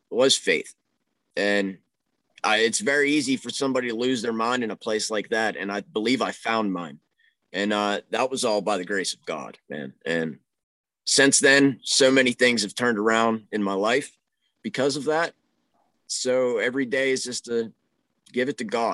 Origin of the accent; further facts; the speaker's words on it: Pittsburgh, Pennsylvania, United States; I'm from the Pittsburgh area